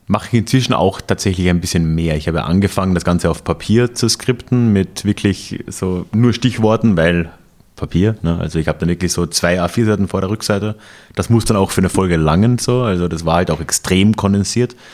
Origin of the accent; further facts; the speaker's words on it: Austria; moved away as an adult; also born or lived in Bavaria; ich muss mich noch an meine Rolle als Österreicher in Österreich wieder gewöhnen. Ich war immer so, so, so, so überintegriert in, in, Bayern